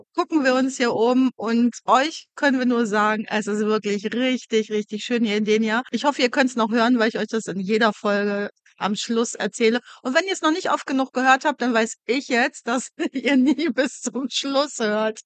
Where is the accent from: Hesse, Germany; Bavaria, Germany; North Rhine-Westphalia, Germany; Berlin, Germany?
North Rhine-Westphalia, Germany; Wuppertal; moved away; ich bin aus Wuppertal